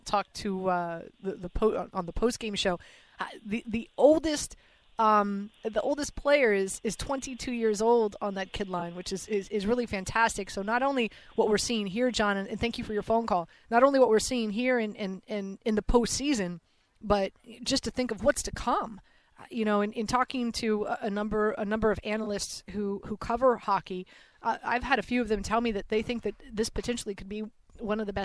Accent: Miami, Florida, United States; now in New York, United States; I'm from Miami

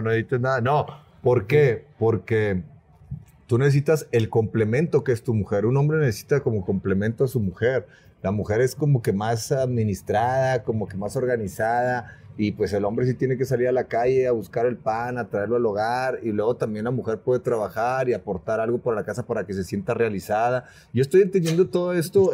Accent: Monterrey, Nuevo León, Mexico; accent: norteño; Vengo de Monterrey

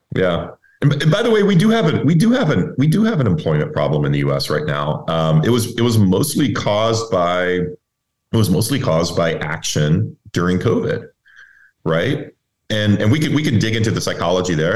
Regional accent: Texas, United States; I'm, I'm originally from Texas. So um, everybody, you know, you know, everybody's involved in the energy business where, where I grew up

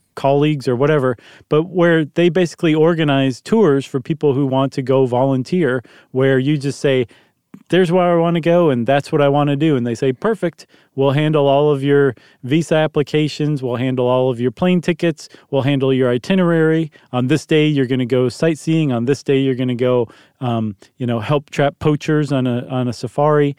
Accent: United States; as an American

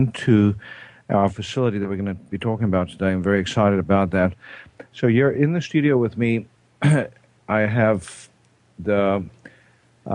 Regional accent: South Africa; I'm South African

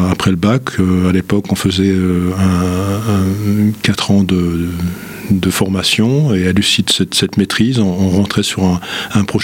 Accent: Nancy, Grand Est, France; Je suis, né à Nancy euh, il y a un certain nombre de, décennies. Euh, j'ai fait mes études à l'université de Nancy, appelée à l'époque Université Henri Poincaré.

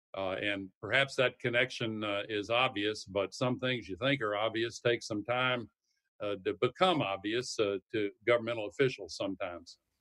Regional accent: the South, United States; I come from the South

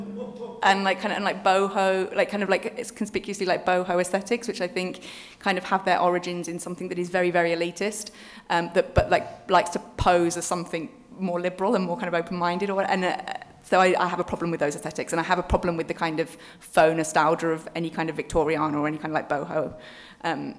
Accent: Birmingham, West Midlands, United Kingdom; I'm from Birmingham

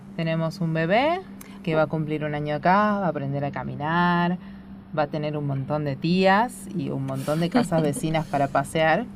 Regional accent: Buenos Aires, Argentina; nosotras que somos de Buenos Aires

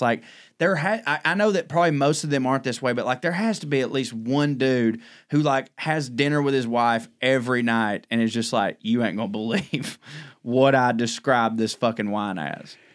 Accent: the South, United States; as a Southern man, like, I pretty much didn't leave my hometown

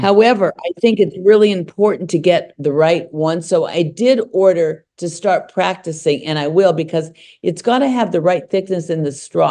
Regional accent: Los Angeles, California, United States; When I was growing up here

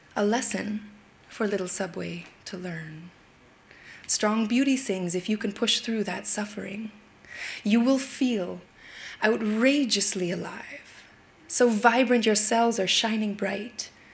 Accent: Yukon, Canada; now in Brooklyn, United States; I was raised in the Yukon Territory in the northwest of Canada

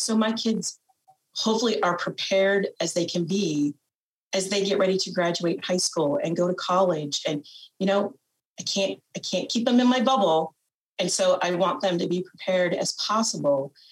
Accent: Fort Atkinson, Iowa, United States; I'm originally from Winneshiek County, which is about an hour north of northeast of me here, um, in a small town called Fort Atkinson, where I grew up

